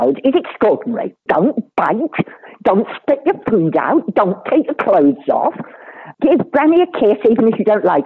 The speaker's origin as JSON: {"language": "English", "area": "near Kirkcudbright", "region": "Scotland", "country": "United Kingdom", "tie": "born or raised there", "said": "I grew up near Kakubri"}